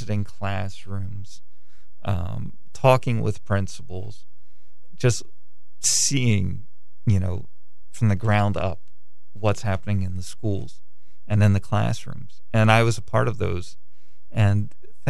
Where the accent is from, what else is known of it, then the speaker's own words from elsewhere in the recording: Kent County, Maryland, United States; my hometown paper